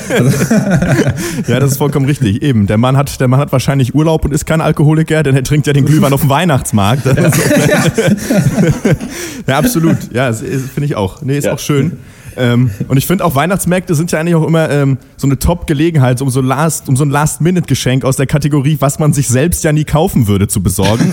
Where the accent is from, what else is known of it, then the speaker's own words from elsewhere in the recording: Schwerin, Mecklenburg-Vorpommern, Germany; da, wo ich herkomme, äh, äh, äh, aus Schwerin